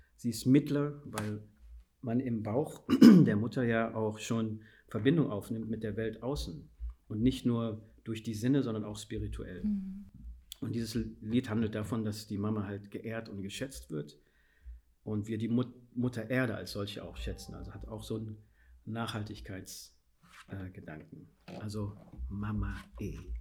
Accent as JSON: {"language": "German", "country": "Guinea", "first_language": "Fula", "second_language": "German", "moved": "yes", "lives_now": "Germany", "said": "ich stamme aus Guinea"}